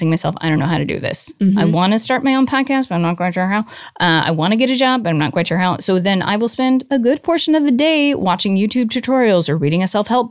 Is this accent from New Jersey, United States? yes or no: no; Colorado Springs, Colorado, United States; also born or lived in New York; now in Los Angeles, United States; I grew up in Colorado